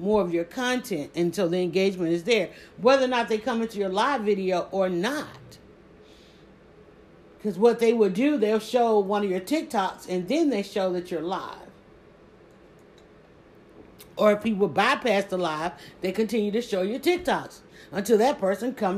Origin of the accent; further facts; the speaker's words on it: the South, United States; accent: southern; I have a southern accent